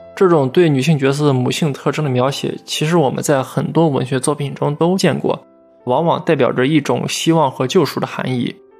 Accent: China; 我们大陆这边最近几十年其实状况也差不多

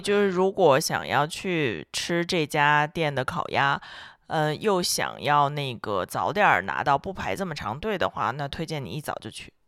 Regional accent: northern China, China; 作为北方人来讲

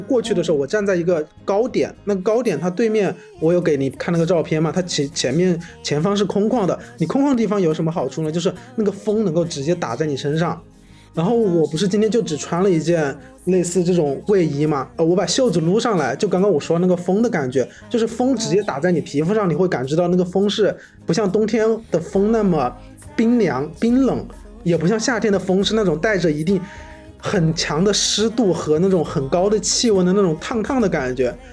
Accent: Wuhan, Hubei, China; moved away; 我的老家那边不是我们武汉就是周边都是有汉江的嘛

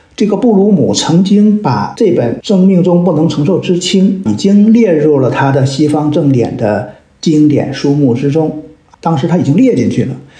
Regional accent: China; 我们中国人可能都对历史有一种崇拜感，啊，因为我们民族历史源远流长

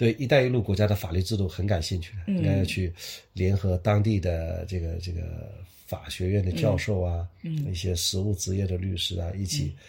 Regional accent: China; 我们中国人

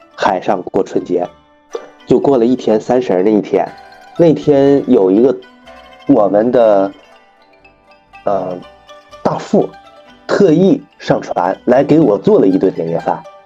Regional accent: Northeast China, China; moved away as an adult; also born or lived in Xinjiang / Guangdong / Nanjing; 我是东北人，一直在东北从小长大

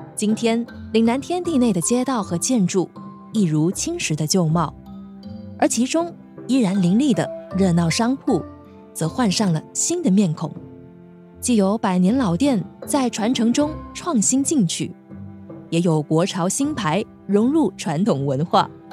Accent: Foshan, Guangdong, China; 一位土生土长的佛山人，也是一位电台主持

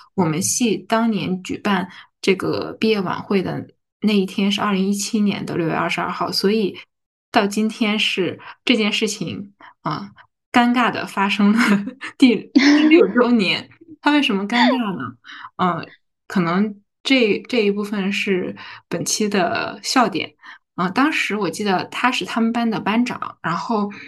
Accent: Harbin, Heilongjiang, China; 我是哈尔滨人，然后我又是在哈尔滨 嗯，读的本科

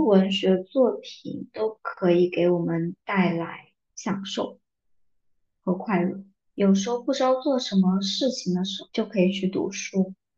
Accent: southern China, China; 作为一个南方人，竟然没有人说我的 普通话不标准，口音

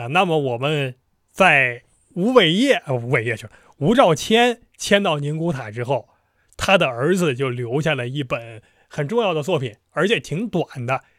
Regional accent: Northeast China, China; 对我们东北人而言，东北就是东北，这个黑吉辽差不多

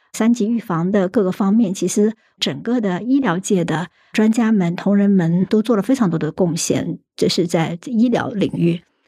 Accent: Hunan, China; now in Shanghai, China; 我是湖南人，但是后来是在上海啊求学工作

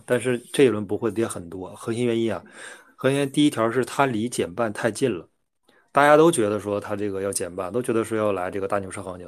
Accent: China; 我们大陆人

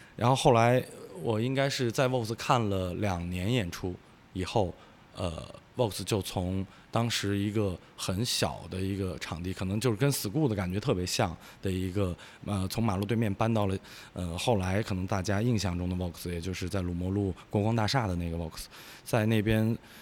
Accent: northern China, China; now in Wuhan, China; 我，小时候是在北方生活，所以我来武汉待了十，也十五年了

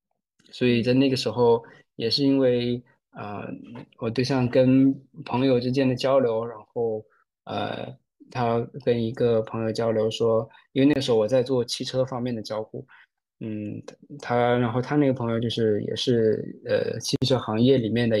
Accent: Shenzhen, Guangdong, China; moved away as an adult; also born or lived in Sichuan / Chengdu; now in Shanghai, China; 我就真是从小在深圳长大，

